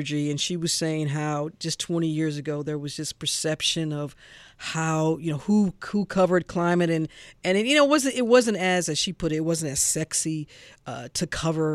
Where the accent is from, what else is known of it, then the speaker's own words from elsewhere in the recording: St. Louis, Missouri, United States; now in Atlanta, United States; my hometown of St. Louis